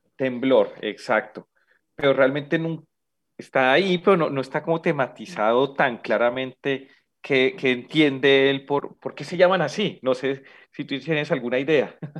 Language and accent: Spanish; Bogotá, Colombia; como bogotano